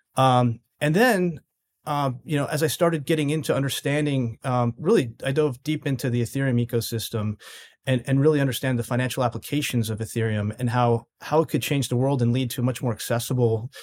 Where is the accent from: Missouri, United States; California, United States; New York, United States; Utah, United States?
New York, United States; New York City; I'm from the New York City area